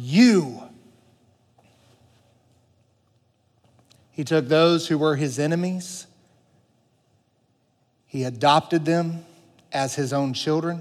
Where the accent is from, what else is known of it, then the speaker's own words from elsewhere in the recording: the Bible Belt, United States; I grew up in the Bible Belt